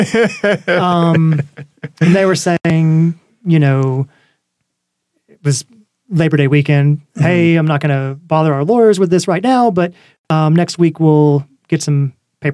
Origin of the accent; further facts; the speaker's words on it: the South, United States; accent: southern drawl; I talk fast to hide the southern drawl